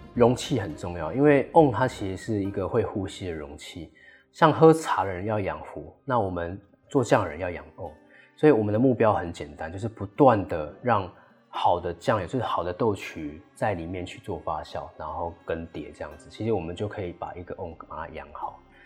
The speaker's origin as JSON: {"language": "Chinese", "country": "Taiwan", "said": "这也是为什么我们就是台湾人的原因啊，我们就是吃这个东西长大的"}